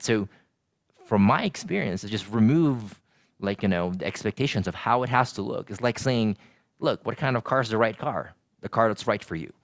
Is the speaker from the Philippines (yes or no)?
yes; Philippines; moved away as an adult; I grew up in the Philippines for eighteen years, and when I moved here